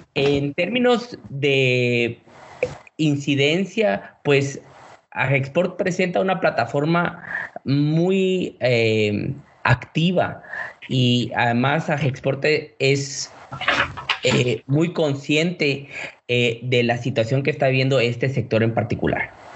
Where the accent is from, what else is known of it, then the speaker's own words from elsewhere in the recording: Guatemala; como buenos guatemaltecos que somos